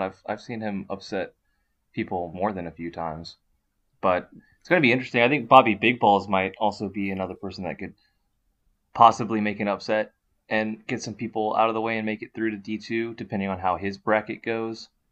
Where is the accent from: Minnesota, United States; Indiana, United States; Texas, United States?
Texas, United States; as a Texas boy